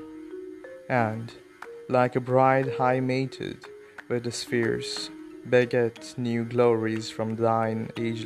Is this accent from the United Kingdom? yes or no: no; India; we Indians